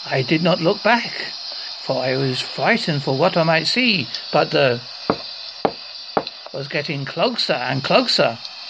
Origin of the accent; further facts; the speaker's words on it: East of England, United Kingdom; now in Devon, United Kingdom; I'm originally from Essex, and my wife is from Cornwall, and I live in Devon, so I've got a mixture of...